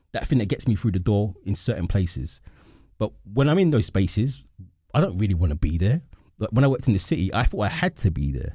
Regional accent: London, United Kingdom; I'm an East Londoner.

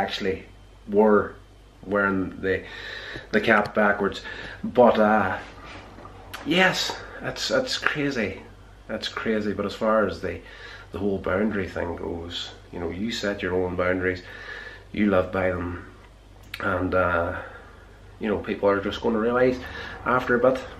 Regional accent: Northern Ireland, United Kingdom; growing up in Northern Ireland here

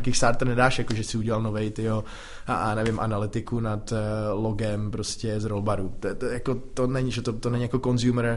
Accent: Czechia; Tady u nás v Čechách

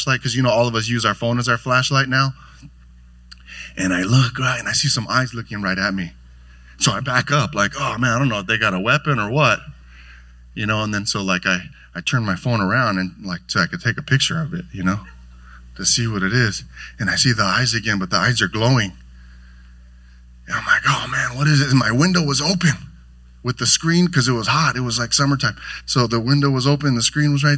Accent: Carson, California, United States; now in Lakewood, United States; We grew up here in Carson, and now we're Lakewood neighbors together

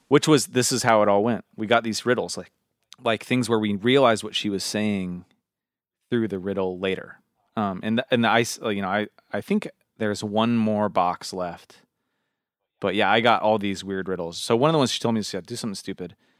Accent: Washington, United States; I'm from Washington State

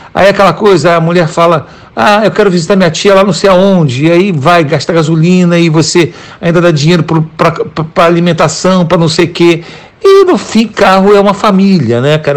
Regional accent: Brazil; moved away as an adult; now in United States; só tem quatro anos que eu saí do Brasil

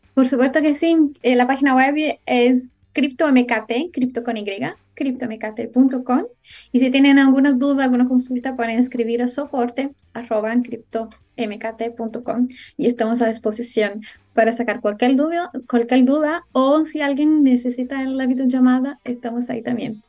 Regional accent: Brazil; yo soy brasileña

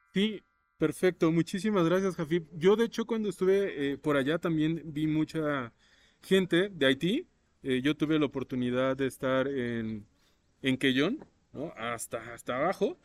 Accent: Mexico; la tenemos acá en México

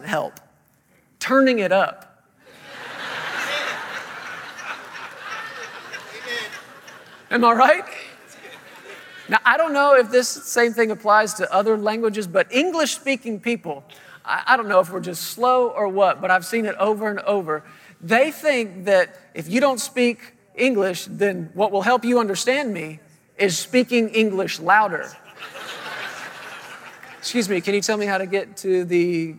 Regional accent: Fort Worth, Texas, United States; moved away as an adult; now in Woodland Park, Colorado, United States; we're originally from the Fort Worth, Texas area

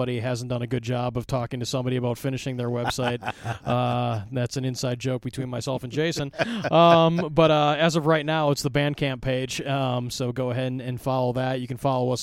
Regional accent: La Crosse, Wisconsin, United States; my hometown

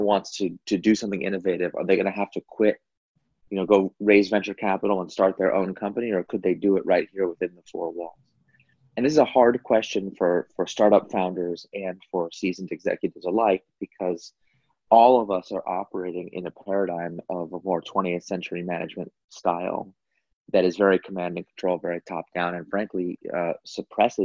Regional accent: California, United States; So I grew up here in California.

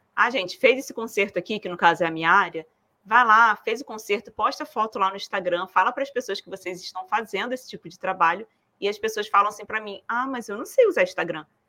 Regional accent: Rio de Janeiro, Brazil; now in southern Brazil; eu sou carioca, agora moro no sul.

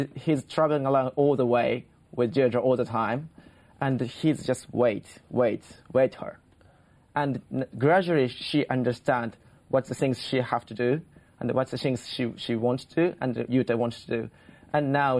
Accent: Japan

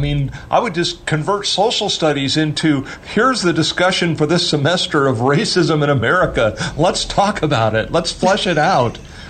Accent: California, United States; moved away as an adult; now in Dallas, United States; I grew up in California.

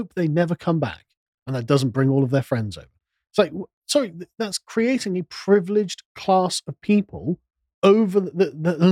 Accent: England, United Kingdom; we're English

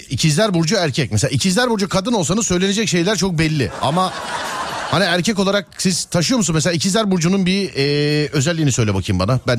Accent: Avanos, Nevşehir, Turkey; Kapadokya, Avanos. Kapadokya, Avanos.

